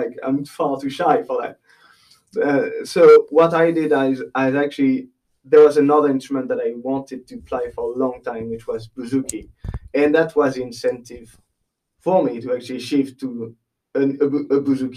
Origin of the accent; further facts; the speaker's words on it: Les Sables d'Olonne, Pays de la Loire, France; English is a second language; moved away as an adult; also born or lived in Nantes; now in Bray, Ireland; I'm from my hometown is Les Sables d'Olonne